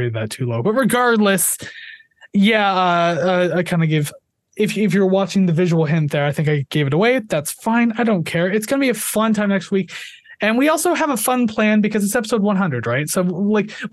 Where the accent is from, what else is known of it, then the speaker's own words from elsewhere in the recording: Canada; I'm Canadian